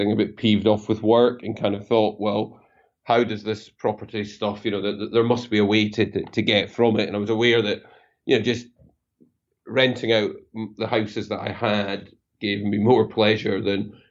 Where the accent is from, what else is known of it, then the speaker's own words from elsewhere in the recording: Scotland, United Kingdom; I'm Scottish